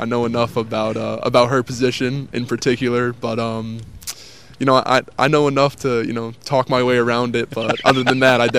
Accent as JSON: {"language": "English", "town": "Spring Hill", "region": "Tennessee", "country": "United States", "tie": "born or raised there", "said": "And then, basically for all of high school, I was basically in Spring Hill, Tennessee at Summit."}